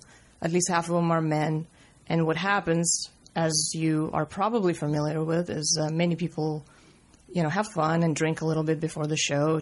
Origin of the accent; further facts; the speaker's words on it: Riga, Latvia; born there; I was born in Riga, Latvia, in the former Soviet Union. And I was born into a family of performers, basically a stage family.